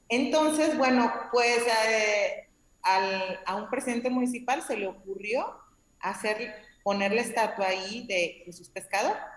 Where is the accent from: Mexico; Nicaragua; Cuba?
Mexico; Ajijic, Jalisco; yo soy oriunda de Ajijic